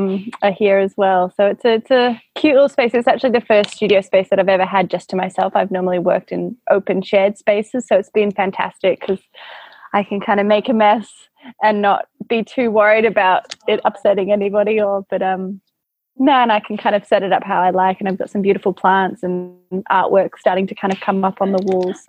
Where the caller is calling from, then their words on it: Melbourne, Victoria, Australia; I am in Victoria, Melbourne, in my studio in Brunswick.